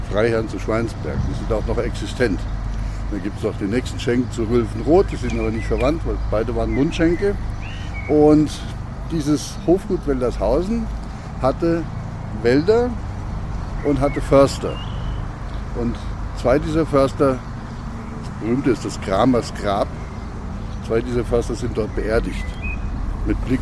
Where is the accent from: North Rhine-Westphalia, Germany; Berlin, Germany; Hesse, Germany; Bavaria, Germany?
North Rhine-Westphalia, Germany; Cologne; ich komme aus Köln. Das, das haben wir mir nicht so, gell?